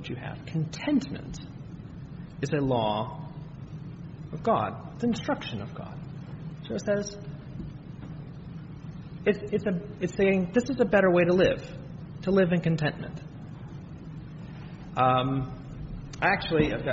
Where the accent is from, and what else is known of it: United States